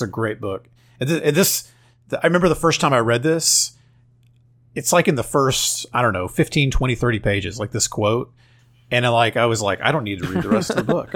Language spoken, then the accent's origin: English; Oklahoma, United States; I'm from Oklahoma